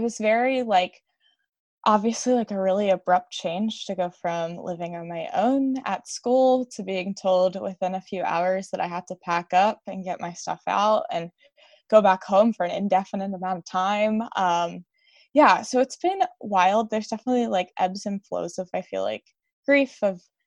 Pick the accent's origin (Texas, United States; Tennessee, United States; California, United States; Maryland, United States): Maryland, United States; Westminster; also born or lived in Newark, Delaware; I live outside of the city of Baltimore, Maryland, in a suburb called Westminster.